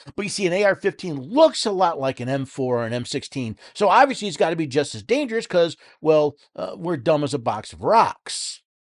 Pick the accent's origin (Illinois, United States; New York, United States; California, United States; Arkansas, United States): New York, United States; moved away; I was born and raised in New York